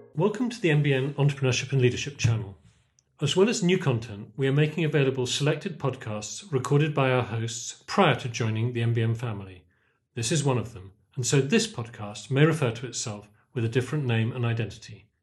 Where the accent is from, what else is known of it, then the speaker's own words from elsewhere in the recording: Oxford, South East England, United Kingdom; a child growing up in Oxford, where my father was teaching philosophy as part of PPE